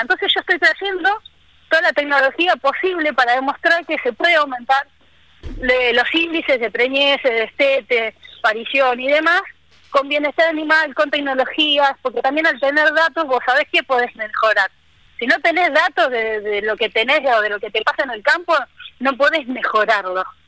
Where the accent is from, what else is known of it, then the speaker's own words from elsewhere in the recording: Buenos Aires, Argentina; moved away as an adult; also born or lived in Córdoba; now in Misiones, Argentina; yo soy porteña, nacida eh, bien en el barrio del Grano, bien porteña